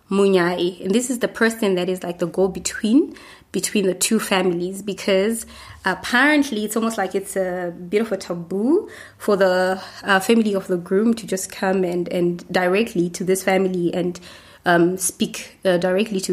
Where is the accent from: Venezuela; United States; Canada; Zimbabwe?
Zimbabwe; I come from Zimbabwe.